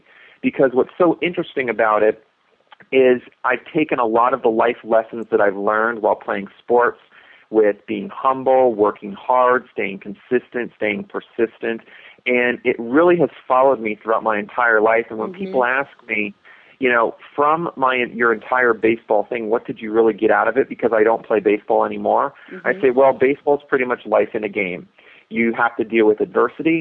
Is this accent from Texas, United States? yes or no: no; Escondido, California, United States; also born or lived in Hermosa Beach, California; I've grown up down in Southern California, was born and raised in Hermosa Beach, and pretty much grew up most of my childhood down in Escondido